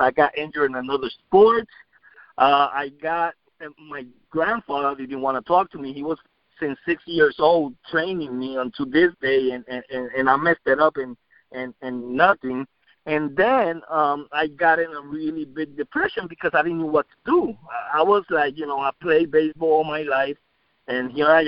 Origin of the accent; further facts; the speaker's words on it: San Juan, Puerto Rico; now in United States; Well, I grew up in Puerto Rico, and I grew up in Rio Piedras, Puerto Rico.